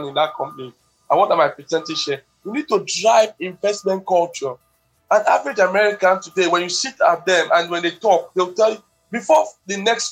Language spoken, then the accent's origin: English; Nigeria; we too, as Nigerians